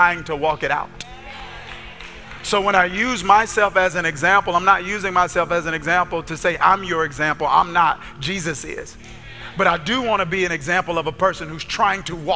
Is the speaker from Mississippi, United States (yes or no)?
yes; Kilmichael, Mississippi, United States; where I grew up in Kilmichael, Mississippi